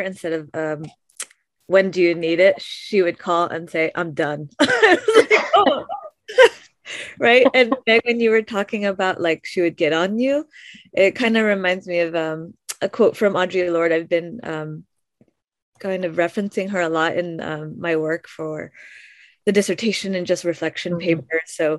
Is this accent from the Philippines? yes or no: yes; Philippines